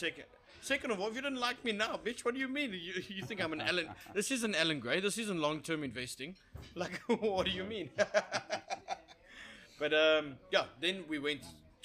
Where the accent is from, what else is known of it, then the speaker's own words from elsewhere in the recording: South Africa; As a South African